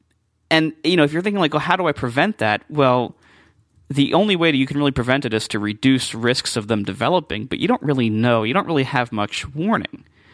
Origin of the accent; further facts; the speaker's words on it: Columbus, Ohio, United States; they got married, and they moved shortly afterwards to Columbus, Ohio. So that's where I was born, and that's where I grew up.